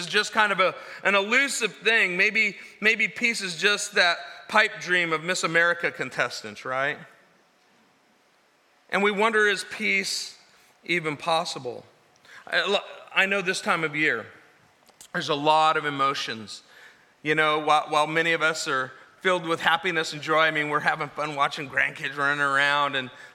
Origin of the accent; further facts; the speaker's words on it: California, United States; we're from California.